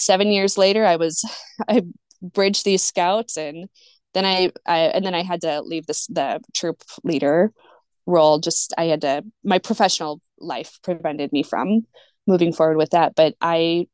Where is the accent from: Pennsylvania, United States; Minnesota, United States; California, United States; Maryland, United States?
Minnesota, United States; moved away as an adult; also born or lived in Lawrence, Kansas; I grew up in Minnesota